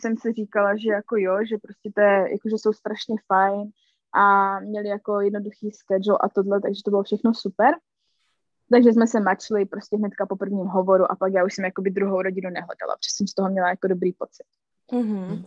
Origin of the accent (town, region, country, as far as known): Czechia; moved away as an adult; now in United States